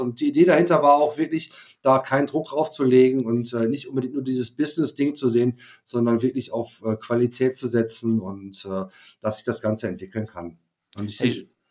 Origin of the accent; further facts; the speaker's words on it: Germany; wir als Deutsche